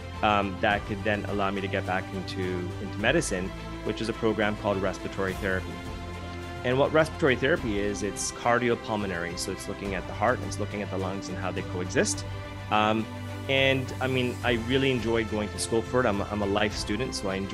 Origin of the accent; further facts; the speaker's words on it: Canada; I was born in Canada